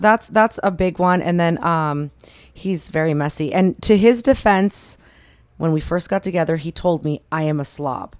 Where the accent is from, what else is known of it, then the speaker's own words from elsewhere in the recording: Sacramento, California, United States; now in Las Vegas, United States; I grew up in, born and raised in Sacramento, California.